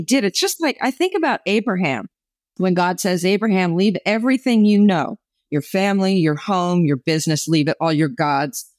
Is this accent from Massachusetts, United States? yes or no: no; New Jersey, United States; moved away as an adult; also born or lived in New York; I grew up in New Jersey, moved to New York because I wanted to be famous